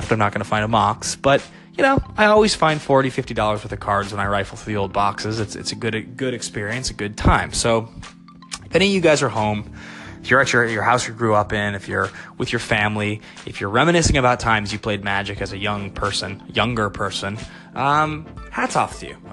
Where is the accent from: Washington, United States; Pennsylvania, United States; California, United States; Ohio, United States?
Washington, United States; Seattle; moved away as an adult; now in Los Angeles, United States; I'm home in Seattle. It's Christmas Eve. I'm with my family. This is where I grew up